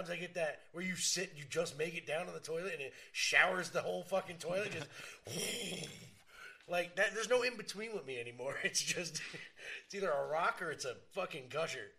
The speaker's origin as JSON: {"language": "English", "country": "United States", "said": "we're American"}